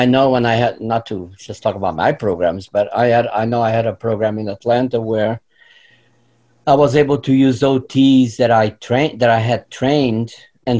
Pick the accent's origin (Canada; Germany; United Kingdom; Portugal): Portugal; moved away as an adult; now in Florida, United States; I grew up in Portugal, moved to this country in my early 20s